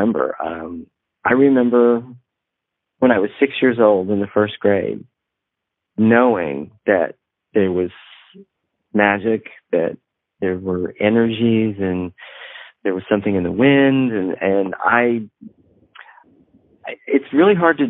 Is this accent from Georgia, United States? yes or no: no; Northeast Texas, United States; I grew up in Northeast Texas, where everybody was Christian and went to the little church down the road.